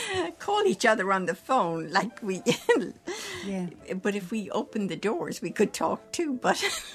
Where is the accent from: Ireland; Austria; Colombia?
Ireland; Cork, Munster; now in New York, United States; I'm from Cork City.